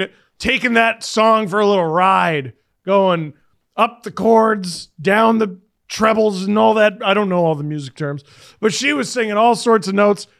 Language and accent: English; Canada; as a Canadian, I love this country.